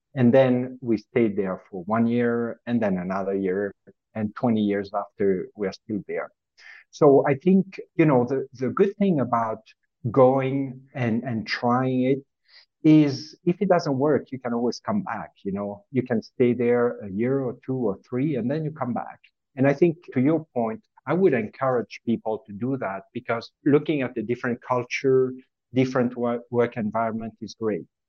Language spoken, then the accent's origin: English; French part of Switzerland, Romandy, Switzerland; moved away; also born or lived in Zurich, Switzerland; as you can hear from my accent, is I was born and raised in the French part of Switzerland